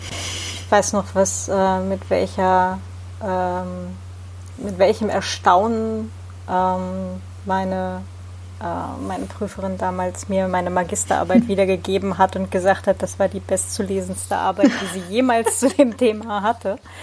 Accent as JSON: {"language": "German", "town": "Hildesheim", "region": "Lower Saxony", "country": "Germany", "tie": "born or raised there", "said": "Norddeutschland und äh, ich bin dann acht Jahre in Hildesheim zur Schule gegangen"}